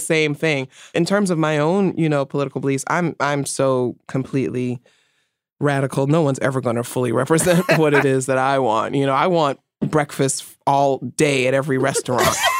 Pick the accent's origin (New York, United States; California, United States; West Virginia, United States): New York, United States; New York City; I'm from the Bronx